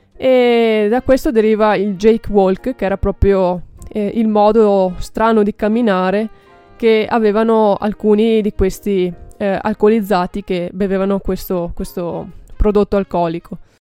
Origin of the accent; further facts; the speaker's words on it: Bassano del Grappa, Veneto, Italy; io sono di Bassano del Grappa